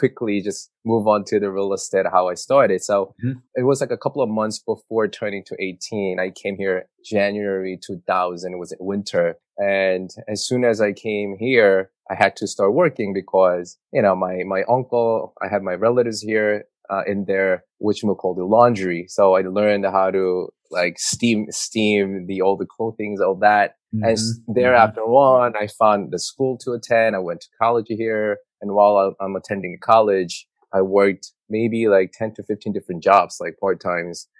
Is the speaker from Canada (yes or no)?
no; South Korea; English is a second language; moved away as an adult; now in New York, United States; I immigrated in New York at the age of 17. So I grew up in South Korea, went to high school there